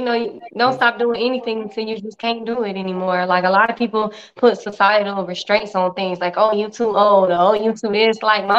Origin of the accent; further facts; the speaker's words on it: Tampa, Florida, United States; moved away; I'm from Tampa. Yeah. I left in 2006 though.